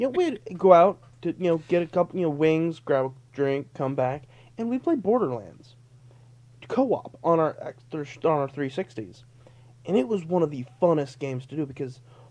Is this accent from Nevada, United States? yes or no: yes; Las Vegas, Nevada, United States; growing up in Vegas